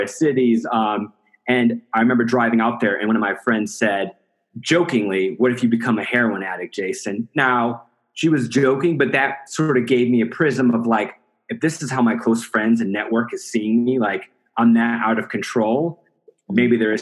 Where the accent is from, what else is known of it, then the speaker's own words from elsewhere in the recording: Iowa, United States; now in Denver, United States; So I'm originally from Iowa. I live in Denver, Colorado.